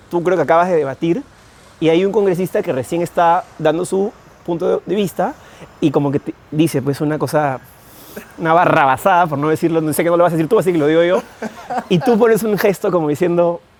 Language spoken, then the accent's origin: Spanish; Peru; Soy peruano.